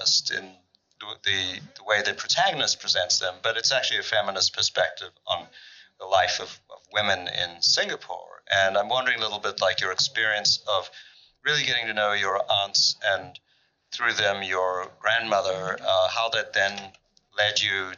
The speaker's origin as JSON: {"language": "English", "country": "South Africa", "tie": "born or raised there", "moved": "yes", "lives_now": "United States", "said": "growing up in South Africa with a German Jewish mother and then moving to this country, to the U.S."}